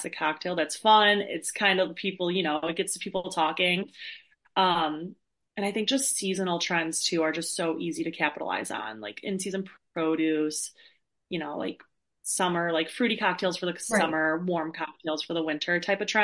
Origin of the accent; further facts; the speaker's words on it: Chicago, Illinois, United States; I'm from Chicago